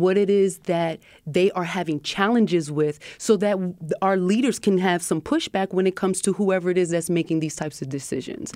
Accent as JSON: {"language": "English", "town": "Harrisburg", "region": "Pennsylvania", "country": "United States", "tie": "born or raised there", "said": "my upbringing in Harrisburg"}